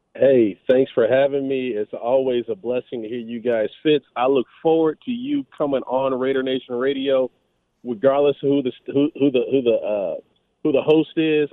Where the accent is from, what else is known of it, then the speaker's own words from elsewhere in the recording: Los Angeles, California, United States; moved away as an adult; now in Las Vegas, United States; I grew up in Los Angeles.